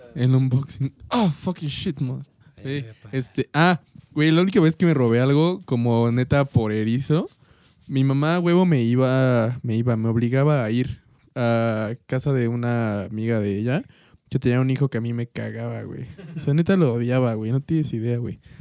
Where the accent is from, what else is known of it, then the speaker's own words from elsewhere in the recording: Mexico; como buenos mexicanos